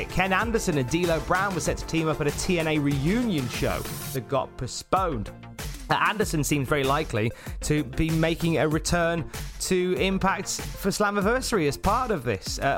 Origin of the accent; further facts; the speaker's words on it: Birmingham, West Midlands, United Kingdom; We never really got to work with each other, but we're both from Birmingham. The chances are of all these lads from the West Midlands being able to make names for themselves in the WWE